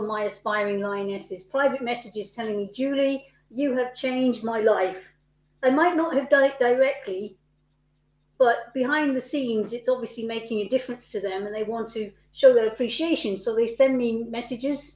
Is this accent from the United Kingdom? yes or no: yes; United Kingdom; I'm British